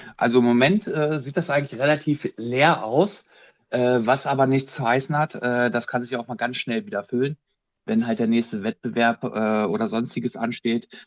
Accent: Bad Salzdetfurth, Lower Saxony, Germany; Ich komme aus Bad Salzdetford, das ist ungefähr 50 Kilometer südlich äh, von Hannover

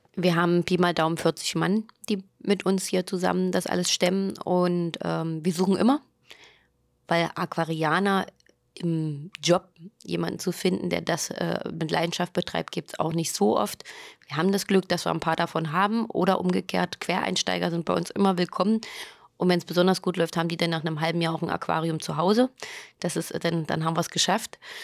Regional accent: East Germany, Germany; wir sind in der DDR sozusagen groß geworden

